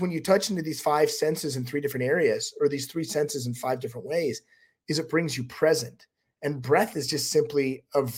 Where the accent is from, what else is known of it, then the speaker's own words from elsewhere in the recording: Utah, United States; I'm from Utah